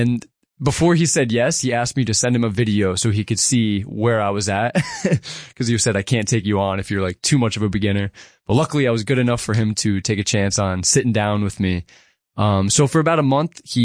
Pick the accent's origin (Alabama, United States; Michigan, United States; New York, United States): New York, United States; Grahamsville; I am a musician born and raised in the Catskills. I'm from a small little town called Grandsville.